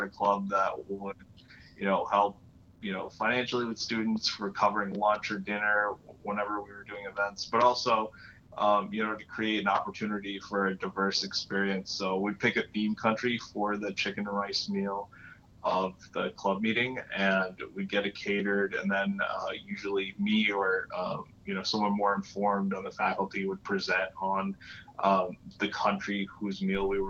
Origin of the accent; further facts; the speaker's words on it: Florida, United States; moved away; also born or lived in New York; I grew up in Florida